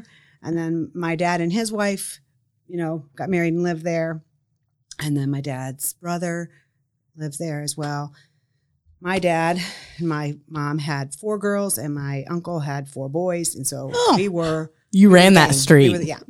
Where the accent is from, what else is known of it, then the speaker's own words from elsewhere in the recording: Mishawaka, Indiana, United States; moved away as an adult; also born or lived in Detroit area, Michigan; now in Grant County, Indiana, United States; I grew up in Mishiwaka, Indiana.